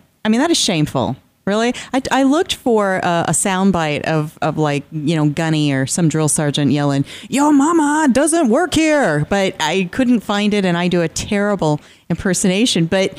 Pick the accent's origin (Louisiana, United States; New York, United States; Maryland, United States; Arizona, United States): Arizona, United States; Phoenix; I'm showing my age now, but I grew up out here in Phoenix